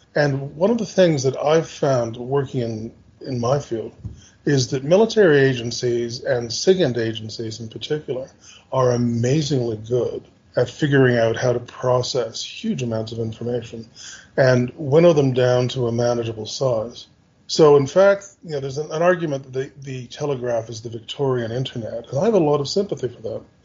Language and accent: English; Canada; as a Canadian, I'm from a Five Eyes country